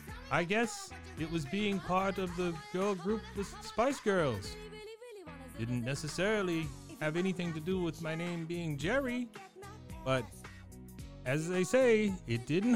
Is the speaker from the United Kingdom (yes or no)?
yes; Watford, East of England, United Kingdom; born there; again, August 6, 1972. I was born in Watford, Hertfordshire.